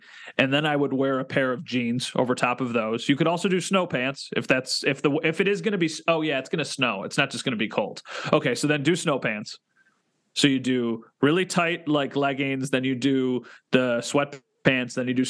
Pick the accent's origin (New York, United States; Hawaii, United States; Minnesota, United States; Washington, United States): New York, United States; Western; we're both from Western New York.